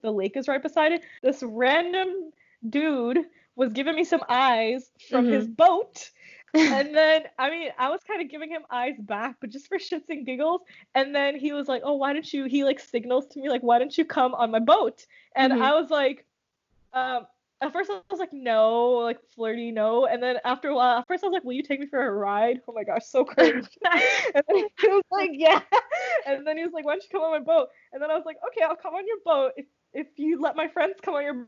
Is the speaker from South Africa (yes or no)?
no; Nigeria; moved away; when I was growing up in Nigeria